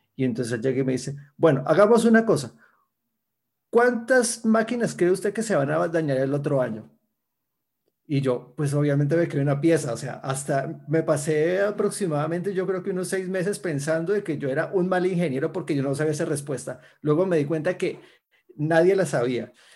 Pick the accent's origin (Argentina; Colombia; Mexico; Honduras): Colombia; Cali, Valle del Cauca; yo soy de Cali, Colombia. Eh, allá he vivido toda mi vida